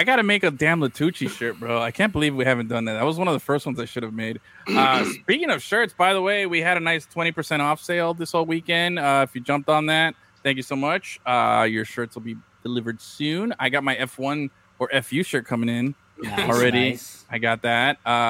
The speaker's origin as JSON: {"language": "English", "town": "Miami", "region": "Florida", "country": "United States", "said": "Tell you I'm from Miami without telling you I'm from Miami."}